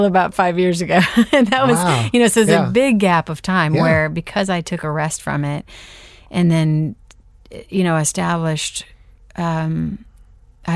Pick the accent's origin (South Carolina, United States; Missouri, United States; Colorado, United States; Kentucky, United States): Missouri, United States; St. Louis; moved away as an adult; now in Nashville, United States; I grew up in St. Louis